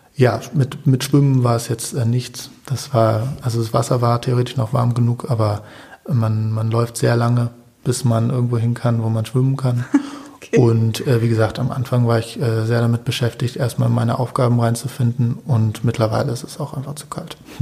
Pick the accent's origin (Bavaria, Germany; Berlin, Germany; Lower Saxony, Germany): Berlin, Germany; moved away; also born or lived in Cologne; aufgewachsen bin ich in Berlin, mhm. also so. ge geboren in Köln, aber von Köln erinnere ich mir erinnere ich jetzt nicht mehr so viel. Ähm, und ja, in Berlin Friedenau